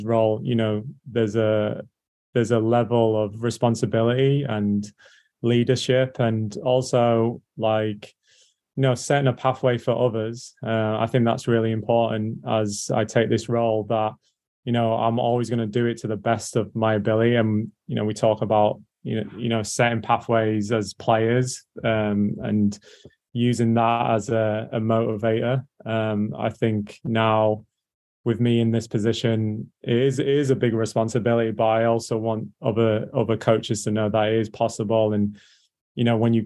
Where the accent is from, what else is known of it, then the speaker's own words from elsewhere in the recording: England, United Kingdom; now in Orlando, United States; as you can tell by my voice, I'm English